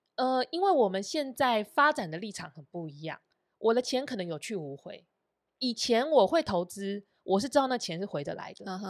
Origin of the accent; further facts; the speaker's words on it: Sanchong, New Taipei, Taiwan; 我在三重的老家